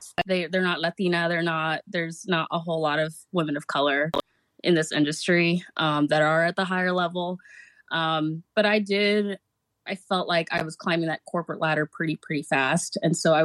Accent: Pacific Northwest, United States; growing up in the Pacific Northwest

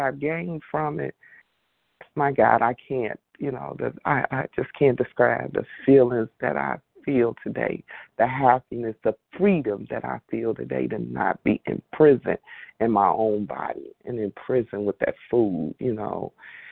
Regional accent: Indiana, United States; I'm from Indiana

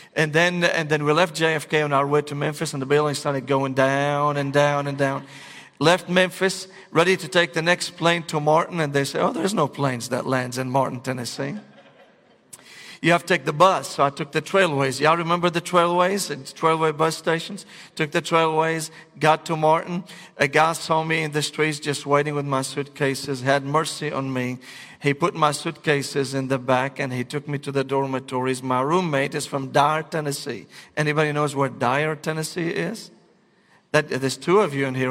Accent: Damascus, Damascus Governorate, Syria; moved away; I was born and raised in Damascus, Syria.

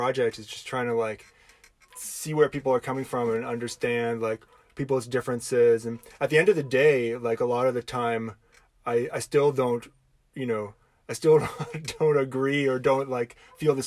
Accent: Canada; I'm English-Canadian.

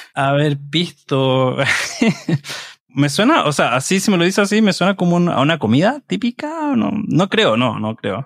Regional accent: Chile; de Chile

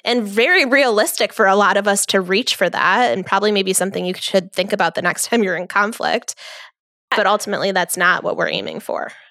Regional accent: New York, United States; I am from New York

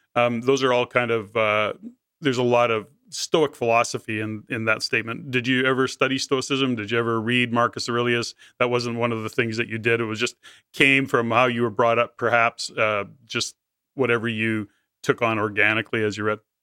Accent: Canada; as a Canadian

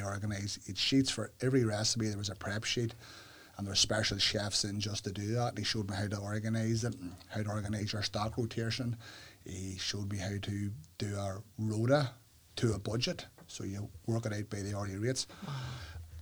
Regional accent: Northern Ireland, United Kingdom; Growing up in Northern Ireland, especially here in Uri

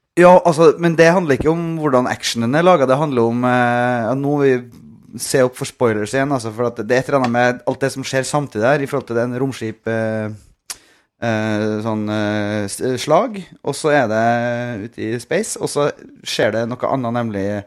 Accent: Norway; hjemme i Norge

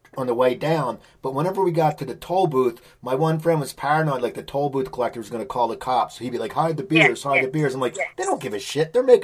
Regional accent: New Jersey, United States; moved away as an adult; also born or lived in West Coast, United States; I grew up in New Jersey, where I am now. But then I lived on the West Coast for 25 years, and I just moved back 4 years ago.

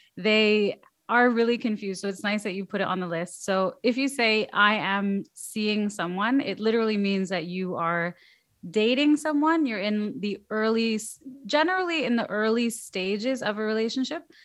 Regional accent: Canada; I'm Canadian

